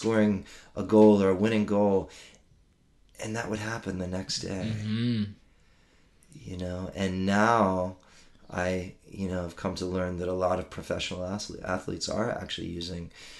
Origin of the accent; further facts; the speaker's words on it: Maryland, United States; moved away as an adult; I grew up in Maryland, outside of D.C., and I spent my first 22 years there